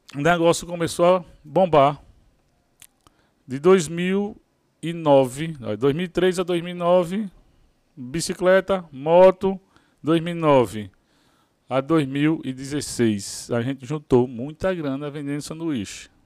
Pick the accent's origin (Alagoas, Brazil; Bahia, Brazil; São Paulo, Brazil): Alagoas, Brazil; Maceió; sou lá de Maceió, Alagoas.